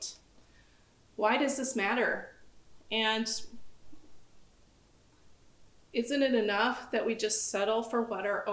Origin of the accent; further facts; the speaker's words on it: United States; I'm from the United States.